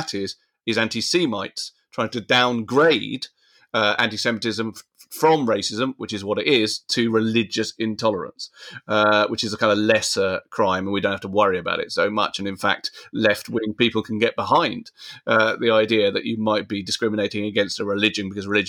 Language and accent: English; United Kingdom; strongly as British and a man of a certain age and, you know, a Chelsea fan and all sorts of other things that it's mixed in with.